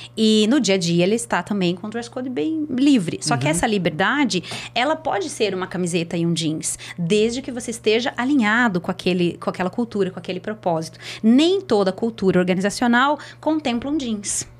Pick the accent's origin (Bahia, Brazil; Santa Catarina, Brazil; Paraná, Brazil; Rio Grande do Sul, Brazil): Paraná, Brazil; Curitiba; eu sou de Curitiba